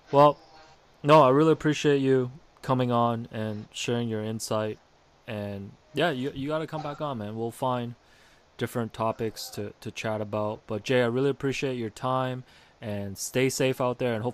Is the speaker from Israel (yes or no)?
no; Hong Kong; this is from my time just growing up in Hong Kong